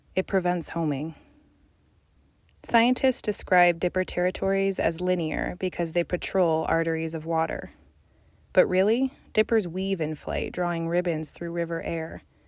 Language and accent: English; Colorado Mountains, United States; moved away; I was born in the Colorado Mountains